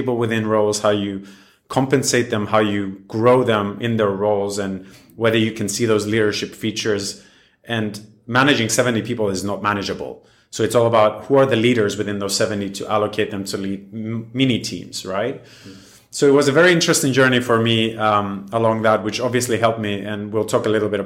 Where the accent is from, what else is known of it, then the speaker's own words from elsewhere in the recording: Cyprus; I was born and raised in Cyprus